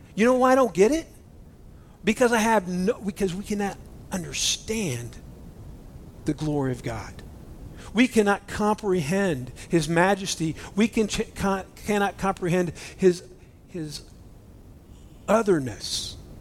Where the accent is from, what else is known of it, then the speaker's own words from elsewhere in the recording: United States; I'm an American Christian. You know, we're American Christians.